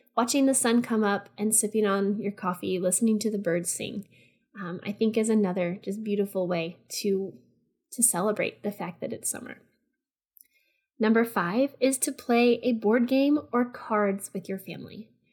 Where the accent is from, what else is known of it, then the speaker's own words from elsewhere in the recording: Texas, United States; I'm just from Texas